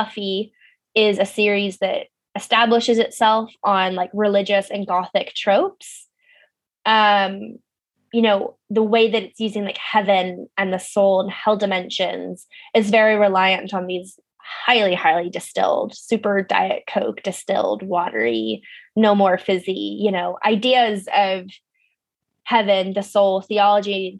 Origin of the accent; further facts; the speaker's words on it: Pasadena, California, United States; moved away; my hometown of Pasadena, California